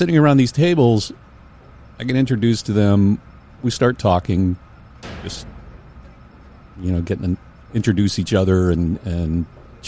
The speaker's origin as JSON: {"language": "English", "town": "Indiana", "region": "Pennsylvania", "country": "United States", "tie": "born or raised there", "moved": "yes", "said": "I grew up in Western Pennsylvania, coal mining, North Appalachia"}